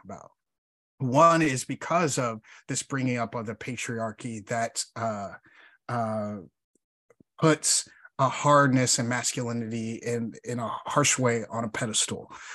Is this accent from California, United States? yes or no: no; Chicago, Illinois, United States; I'm from Chicago